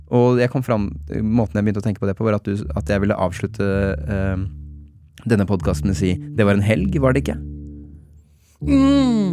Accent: Oslo, Norway; jeg som osloborger

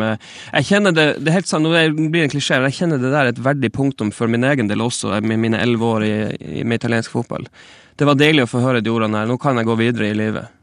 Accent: Northern Norway, Norway; moved away as an adult; now in Stockholm, Sweden; nå er jeg fra Nord-Norge

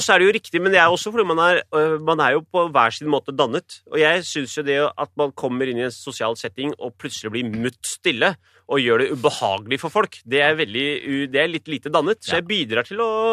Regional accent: Oslo, Norway; jeg er født og oppvokst i Iladalen i en kommunal bolig.

